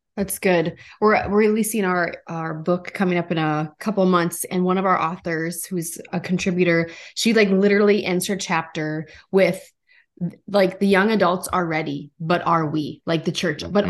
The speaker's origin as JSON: {"language": "English", "region": "North Dakota", "country": "United States", "said": "I'm from North Dakota"}